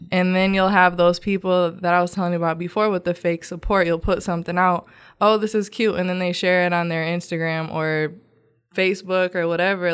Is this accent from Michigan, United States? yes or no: yes; Grand Rapids, Michigan, United States; moved away as an adult; now in Houston, United States; I'm from Grand Rapids, Michigan.